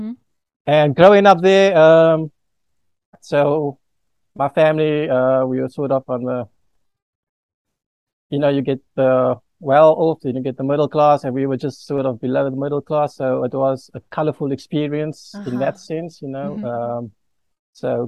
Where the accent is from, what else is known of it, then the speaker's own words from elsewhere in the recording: Cape Town, Western Cape, South Africa; moved away as an adult; now in Australia; Cape Town. Yep. Born and raised.